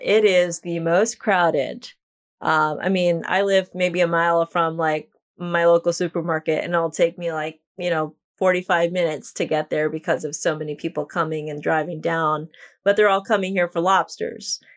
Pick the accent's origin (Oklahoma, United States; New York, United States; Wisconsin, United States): New York, United States; now in Islamorada, United States; I am from New York, but I currently live in the Florida Keys.